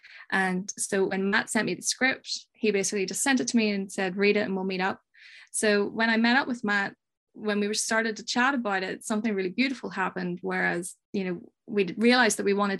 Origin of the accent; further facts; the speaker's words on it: Ireland; Well, you know, growing up in Ireland, you're surrounded by these ghostly stories and monsters.